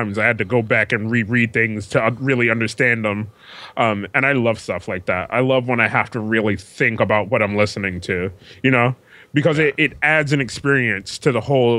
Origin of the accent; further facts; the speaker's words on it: United States; I'm from America.